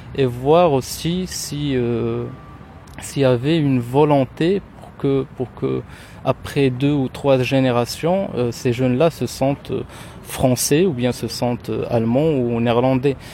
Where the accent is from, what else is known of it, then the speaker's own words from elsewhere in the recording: Rabat, Rabat-Salé-Kénitra, Morocco; French is a second language; moved away as an adult; now in Tangier, Morocco; je suis marocain, je suis originaire de, la ville de Rabat, je suis né à Rabat et j'habite depuis deux ans maintenant à Tanger